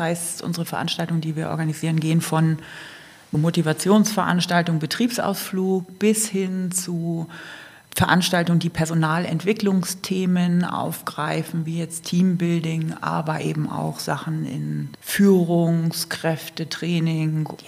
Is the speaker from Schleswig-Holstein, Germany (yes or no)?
yes; Kiel, Schleswig-Holstein, Germany; now in Allgäu, Germany; Und im Allgäu bin ich tatsächlich seit 1992. Aber ursprünglich, was man jetzt nicht ganz verbergen kann, komme ich aus Kiel.